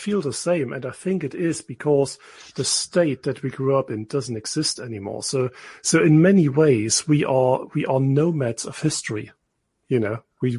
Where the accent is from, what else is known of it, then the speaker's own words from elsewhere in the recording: eastern Thuringia, Germany; first language German; English is a second language; moved away as an adult; now in United Kingdom; I come from Thuringia, the very eastern part of it, where it's sort of almost a Saxonian border.